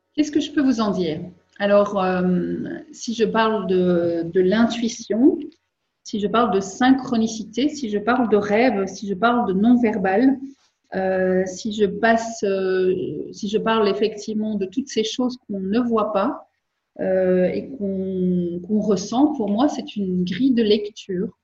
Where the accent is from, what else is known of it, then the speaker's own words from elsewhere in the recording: Belgium; je suis belge